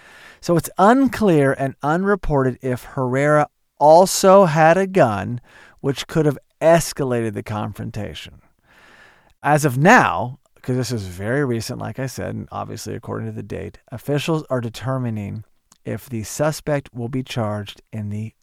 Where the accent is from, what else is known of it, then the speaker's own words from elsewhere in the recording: Oklahoma, United States; I grew up in Oklahoma. It's very similar. A lot of guns.